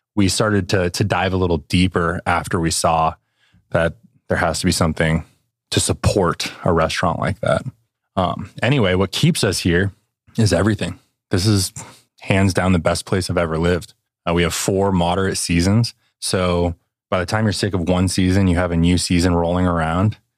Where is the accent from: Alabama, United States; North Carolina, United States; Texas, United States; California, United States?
California, United States; West Coast; moved away as an adult; also born or lived in Seattle / Northwest Arkansas; now in Bentonville, United States; I grew up on the West Coast. I was living the stereotypical California lifestyle